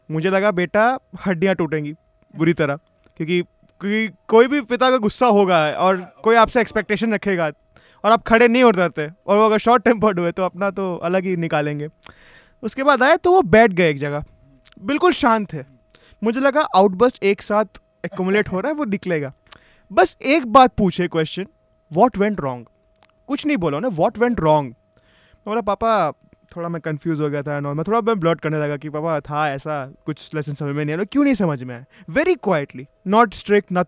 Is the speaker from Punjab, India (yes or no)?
yes; Punjab, India; मैं तो खुद पंजाब से हूँ